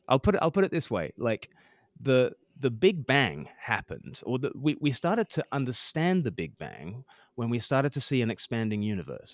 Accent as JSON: {"language": "English", "country": "Australia", "tie": "born or raised there", "moved": "as an adult", "lives_now": "United Kingdom", "said": "I grew up in Australia. I've lived more than half my life now in the U K"}